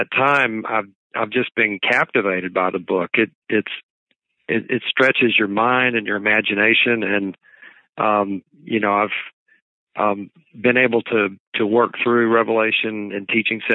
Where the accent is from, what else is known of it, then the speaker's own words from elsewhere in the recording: Dallas-Fort Worth Metroplex, Texas, United States; moved away; I grew up in the Dallas-Fort Worth Metroplex